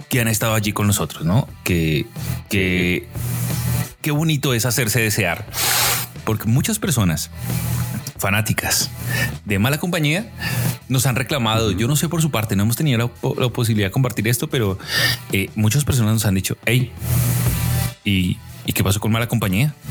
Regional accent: Colombia; now in Mexico; cuando yo vine de Colombia a México

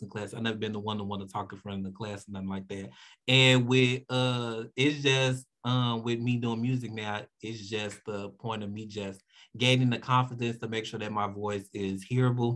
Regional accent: Chicago, Illinois, United States; Grew up in the hood

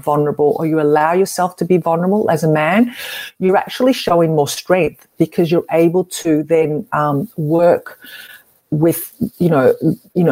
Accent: Melbourne, Victoria, Australia; I'm from Australia, in Melbourne, actually

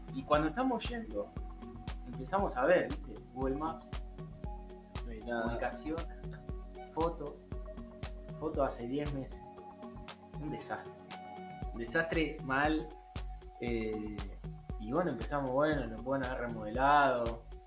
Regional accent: Argentina; moved away as an adult; now in Australia

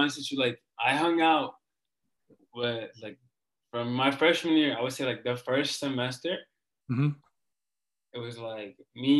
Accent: Ethiopia; English is a second language; No, I met, like, I don't know if you know, but I'm from Ethiopia. Like, I was born in Ethiopia.

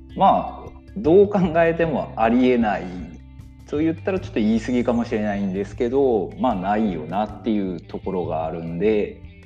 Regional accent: Miyazaki, Japan; moved away as an adult; also born or lived in Tokyo; 宮崎県で株式会社池上鉄工所っていうところで今専務取締役っていうポジションでお仕事の方をさせてもらってます

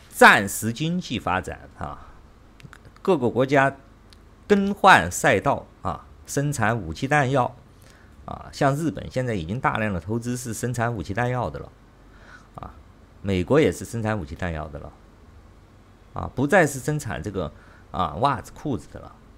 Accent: China; moved away; 我中国人

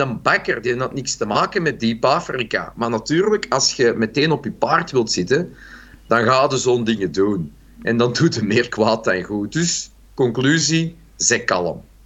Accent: Brabant, Belgium; Ik ben zelf ook een Brabander

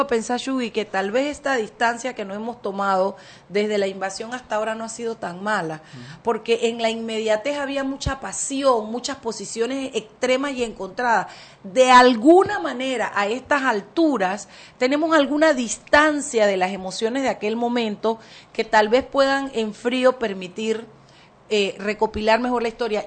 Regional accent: Panama; los panameños podamos ver la invasión como un hecho de panameños

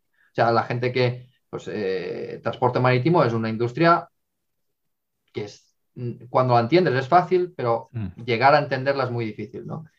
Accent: Castellón de la Plana, Valencian Community, Spain; moved away; also born or lived in Madrid; yo soy de Castellón

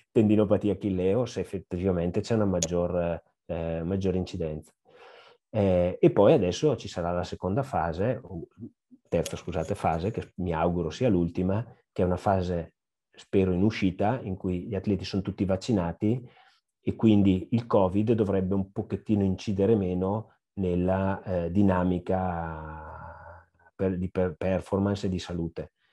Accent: Brescia, Lombardy, Italy; io bresciano

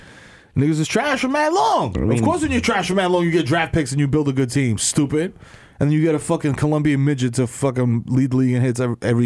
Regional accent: New York City, New York, United States; Like, that's my growing up in New York

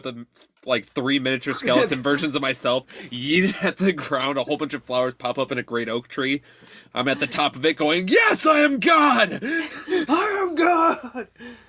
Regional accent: Detroit, Michigan, United States; I'm from Detroit.

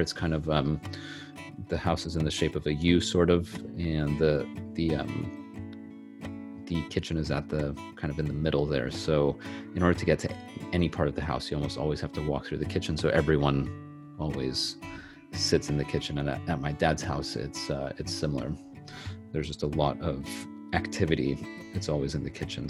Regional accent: Los Angeles, Bay Area, California, United States; also born or lived in Santa Barbara, California; I was born in Los Angeles, California in January 1990. And I lived in LA until I was about 10 years old. And then when we were 10, my mom and I moved up to the Bay Area

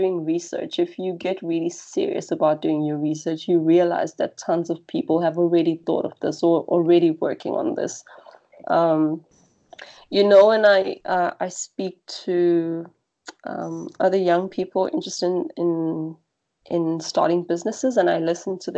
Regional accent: South Africa; moved away; back to my home country

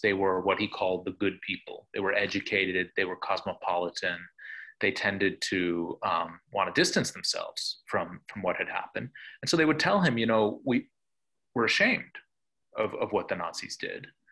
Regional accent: Buffalo, New York, United States; I grew up in Buffalo, uh, New York

